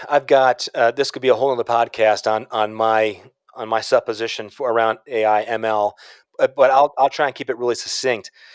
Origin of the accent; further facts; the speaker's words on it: Chicago, Illinois, United States; I'm from Chicago